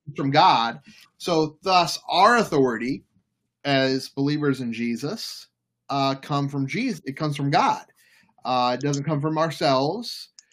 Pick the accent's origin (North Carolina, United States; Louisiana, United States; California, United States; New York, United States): Louisiana, United States; New Orleans; also born or lived in Florida; now in Baltimore, United States; I'm from New Orleans